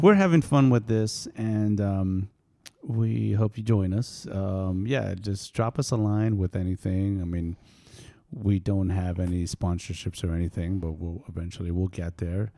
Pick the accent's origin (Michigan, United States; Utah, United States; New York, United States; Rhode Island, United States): New York, United States; also born or lived in East Coast / California; now in Central Coast, California, United States; I am from New York, but now I live in California